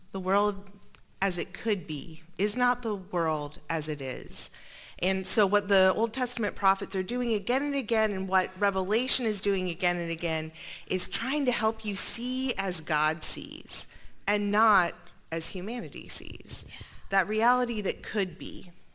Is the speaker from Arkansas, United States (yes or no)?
no; Montana, United States; I was born in Montana